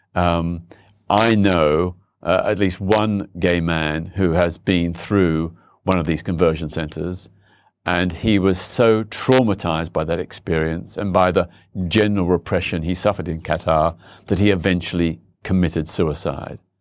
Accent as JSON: {"language": "English", "country": "Australia", "tie": "born or raised there", "moved": "yes", "lives_now": "London, United Kingdom", "said": "I was born in Australia"}